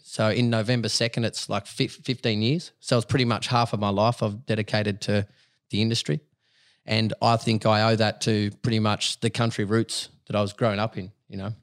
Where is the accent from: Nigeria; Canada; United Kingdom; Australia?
Australia; Dubbo, New South Wales; moved away; I'm a country boy. I was born in Dubbo.